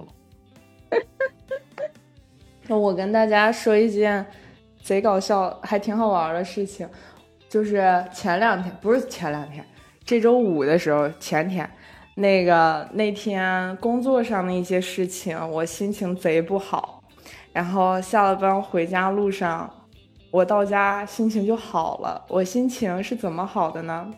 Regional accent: Shijiazhuang, Hebei, China; moved away; 我的家，像石家庄

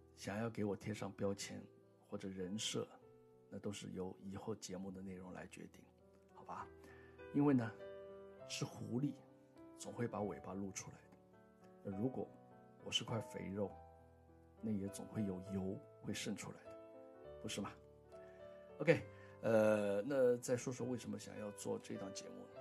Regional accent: Shanghai, China; moved away as an adult; now in Melbourne, Australia; 我们上海人都知道啊，课堂间呢是以前我们石库门房子里功能最齐全的一个空间，你的起居、你的吃饭都可以在这个空间里进行。那还有呢，就是最主要的就是和街坊邻居，我们茶余饭后坐在一起聊聊天，啊，用上海话讲叫“嘎嘎三胡”的地方

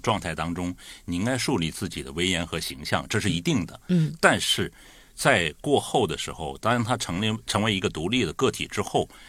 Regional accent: Liaoning, China; now in Guangdong, China; 我也是辽宁人

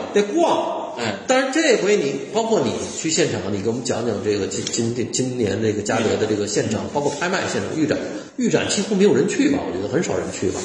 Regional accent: China; 我们中国人不太喜欢。

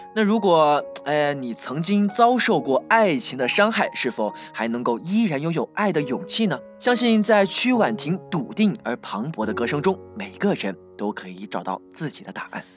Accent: southern China, China; 一个南方人

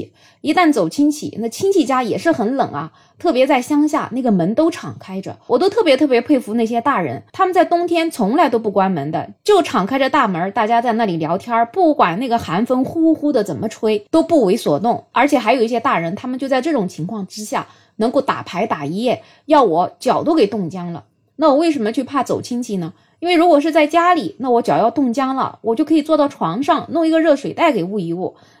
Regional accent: southern China, China; also born or lived in Beijing; 反正我作为一个南方人，我小时候的冻疮是一直长到十八岁，直到我去北京读书了

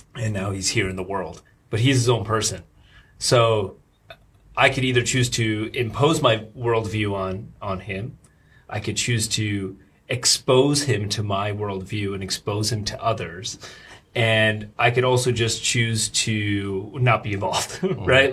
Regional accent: Rockland County, New York, United States; moved away as an adult; now in Shanghai, China; I grew up in uh, uh, Rockland County. It's like suburbs of New York.

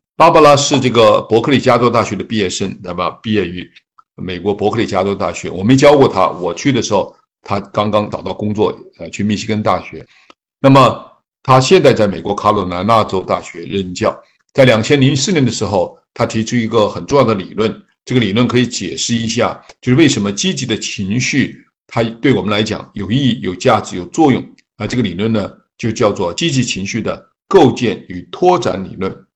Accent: China; 比如说我们中国人 孝道、天伦之乐，一定是我们美好生活特别重要的元素

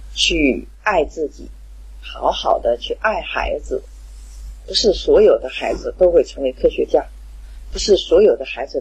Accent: Qingdao, Shandong, China; ，今天的分享就到这里。

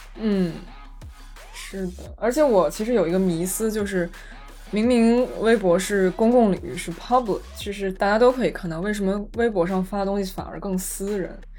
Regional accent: Beijing, China; moved away; 我作为北京人

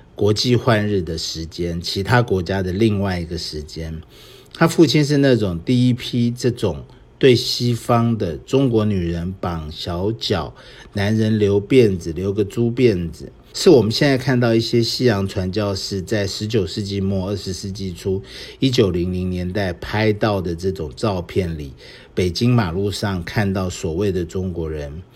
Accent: Taiwan; 我们当时看的电影，我们台湾这边看的电影，当然都是美国进来的这种好莱坞的。

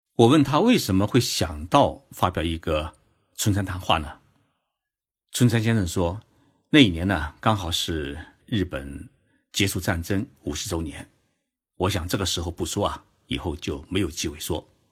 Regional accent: Zhoushan, Zhejiang, China; now in Japan; 是我的老家 浙江舟山市

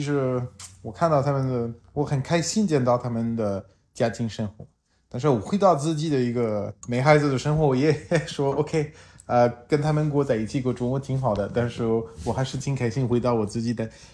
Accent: France; Chinese is a second language; moved away as an adult; also born or lived in China; now in Shanghai, China; 我来自法国

